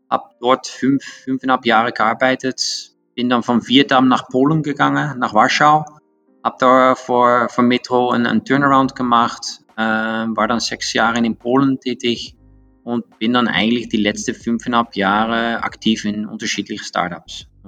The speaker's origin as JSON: {"language": "German", "country": "Netherlands", "second_language": "German", "lives_now": "Austria", "said": "ich komme aus Holland, aber ich glaube, das, das, das ist klar, das hört man."}